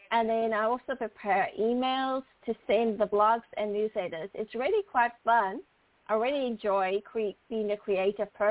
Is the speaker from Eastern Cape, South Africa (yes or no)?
yes; Port Elizabeth, Eastern Cape, South Africa; now in Houston, United States; Well, I was born and raised in Port Elizabeth, South Africa, and made my way over to the United States in 1994 to Houston, Texas.